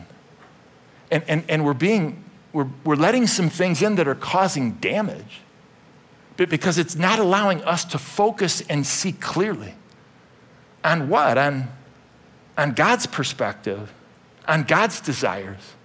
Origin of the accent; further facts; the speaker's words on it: Euclid, Ohio, United States; When I was a little kid, I grew up in Euclid, Ohio